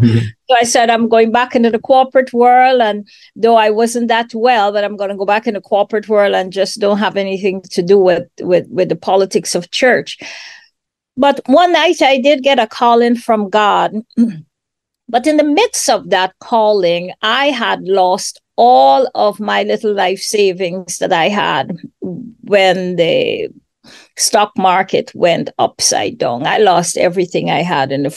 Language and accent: English; Guyana; moved away as an adult; also born or lived in Washington, D.C., United States; now in Atlanta, United States; I am originally from Guyana, South America